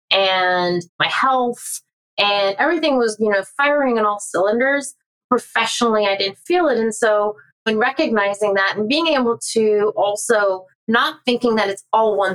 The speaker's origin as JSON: {"language": "English", "region": "California", "country": "United States", "said": "I'm from Southern California"}